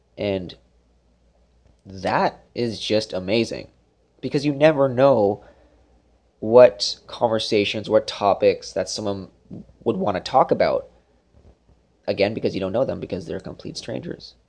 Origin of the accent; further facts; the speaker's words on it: Brampton, Ontario, Canada; moved away; also born or lived in Brockville, Ontario; we're from Brampton, Ontario, close to Toronto